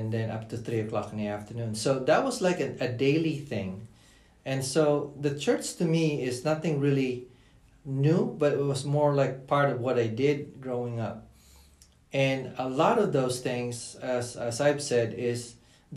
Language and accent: English; Philippines; moved away as an adult; now in United States; growing up in the Philippines